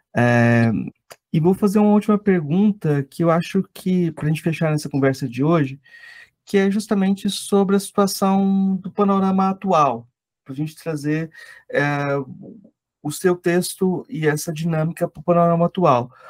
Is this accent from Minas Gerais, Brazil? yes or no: no; Goiás, Brazil; eu sou de Goiás